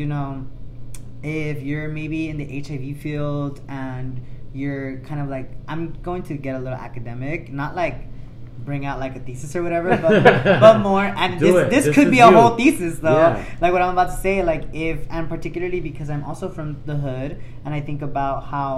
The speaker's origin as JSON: {"language": "English", "town": "Los Angeles", "region": "California", "country": "United States", "tie": "born or raised there", "said": "I grew up closer to Manchester"}